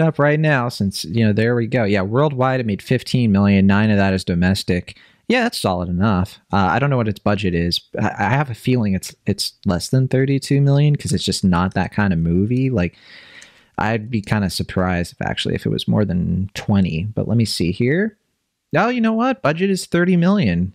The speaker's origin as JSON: {"language": "English", "region": "Virginia", "country": "United States", "tie": "born or raised there", "said": "I grew up in Virginia"}